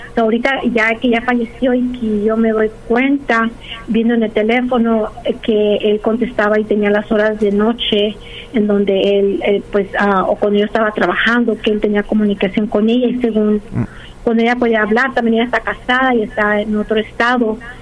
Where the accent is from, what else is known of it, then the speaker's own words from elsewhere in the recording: Los Angeles, California, United States; also born or lived in Pennsylvania; me regresé aquí porque soy de aquí de Los Ángeles